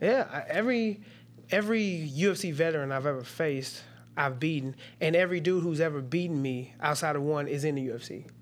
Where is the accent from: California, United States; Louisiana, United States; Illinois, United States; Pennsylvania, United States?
Illinois, United States; Cahokia; also born or lived in Washington Park, Illinois / East St. Louis, Illinois; growing up in East Saint Louis and Cahokia